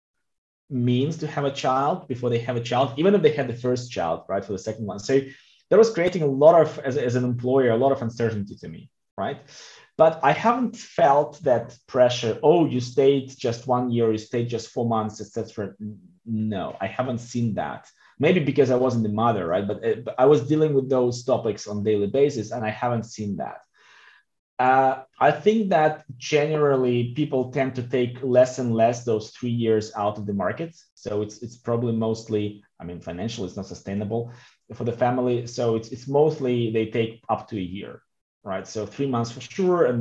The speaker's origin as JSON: {"language": "English", "country": "Belarus", "also_born_or_lived": "Russia", "moved": "yes", "lives_now": "Switzerland", "said": "I'm coming from Belarus. I lived in Russia for a long time."}